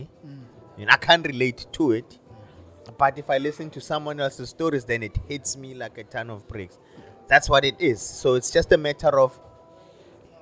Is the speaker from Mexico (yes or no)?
no; Johannesburg, Gauteng, South Africa; I'm from Joburg